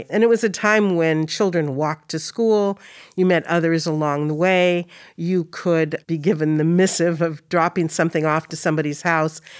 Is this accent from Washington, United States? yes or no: yes; Seattle, Washington, United States; I grew up on Brighton